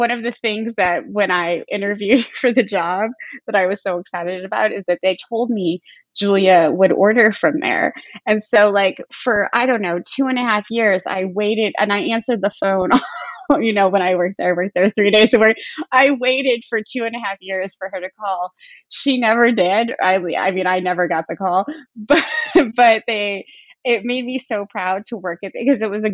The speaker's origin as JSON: {"language": "English", "town": "Defiance", "region": "Missouri", "country": "United States", "tie": "born or raised there", "said": "I grew up in Defiance, Missouri"}